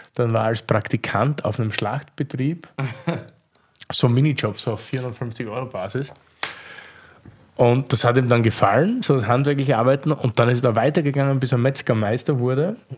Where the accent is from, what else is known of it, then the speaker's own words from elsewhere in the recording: near Eisenberg, South Burgenland, Austria; moved away; ich komme dort aus der Nähe her